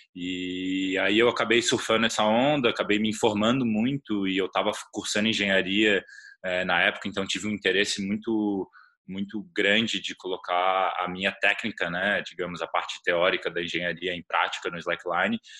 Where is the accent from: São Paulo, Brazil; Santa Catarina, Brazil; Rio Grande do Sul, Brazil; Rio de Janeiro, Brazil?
Santa Catarina, Brazil; Florianópolis; Eu sou de Floripa, que tem uma comunidade bastante forte